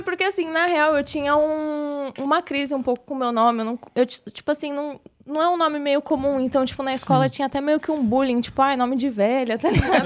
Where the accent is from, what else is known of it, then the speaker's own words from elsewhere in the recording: São Paulo, Brazil; Eu nasci aqui em São Paulo mesmo. Da hora. Fui criada aqui no caos de São Paulo, pela região do centro.